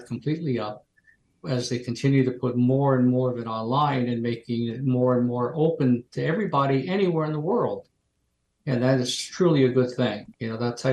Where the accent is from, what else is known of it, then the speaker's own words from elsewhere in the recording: New Jersey shore, United States; moved away as an adult; also born or lived in Marquette, Michigan; I grew up on the New Jersey shore.